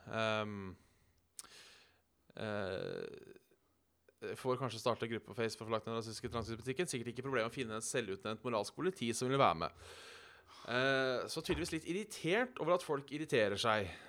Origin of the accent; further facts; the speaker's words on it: Haugesund, Rogaland, Norway; For det første er jeg fra Haugasund.